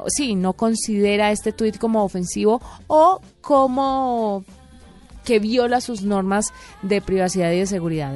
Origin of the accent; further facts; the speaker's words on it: Valle del Cauca, Colombia; moved away; es mi tierra